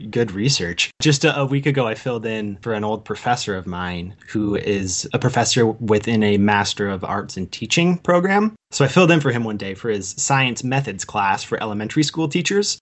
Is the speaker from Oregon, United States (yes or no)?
yes; Pleasant Hill, Oregon, United States; also born or lived in Portland, Oregon; I grew up just outside Eugene in a small town called Pleasant Hill.